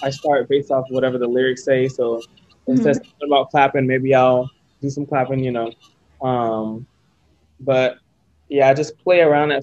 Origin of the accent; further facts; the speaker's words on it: Sarasota, Florida, United States; moved away as an adult; now in New York City, United States; I'm from Sarasota, Florida.